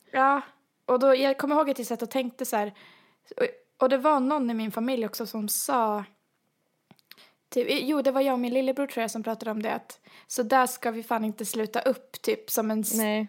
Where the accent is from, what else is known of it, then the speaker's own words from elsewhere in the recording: Sweden; som svenskar vi är